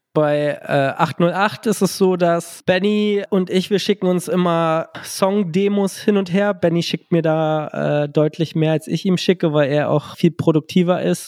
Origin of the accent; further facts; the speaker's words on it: Gifhorn, Lower Saxony, Germany; now in Berlin, Germany; ich komme ja ursprünglich aus der Kleinstadt Gifhorn. Ähm, jetzt lebe ich ja in Berlin, aber damals war ich da regional sehr verwurzelt